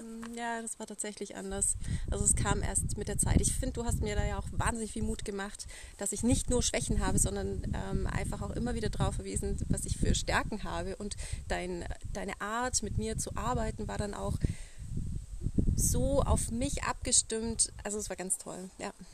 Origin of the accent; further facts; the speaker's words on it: Allgäu, Bavaria, Germany; ich komme aus dem Allgäu